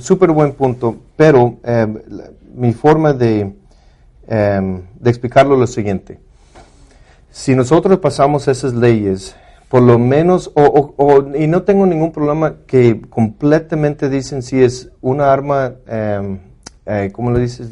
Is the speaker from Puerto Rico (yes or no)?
no; Mexico; los dos somos mexicanos